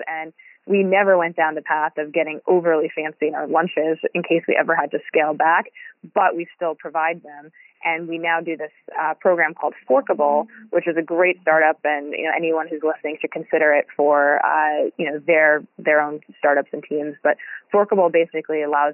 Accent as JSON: {"language": "English", "town": "New York City", "region": "New York", "country": "United States", "tie": "born or raised there", "moved": "as an adult", "said": "I grew up in New York City"}